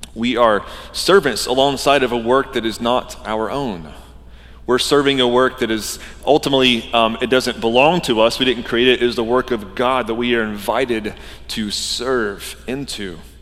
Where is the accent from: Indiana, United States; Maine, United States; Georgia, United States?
Georgia, United States; moved away; I grew up in Georgia